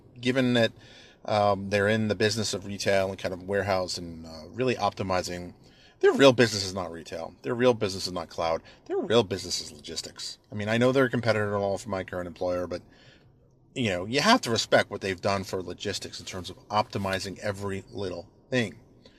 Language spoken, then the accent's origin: English; Bayonne, New Jersey, United States; also born or lived in New York City; I grew up in and around New York City and Bayonne, actually. Spent much of my formative years in Bayonne, New Jersey, which was essentially a resort kind of shore town, if you will.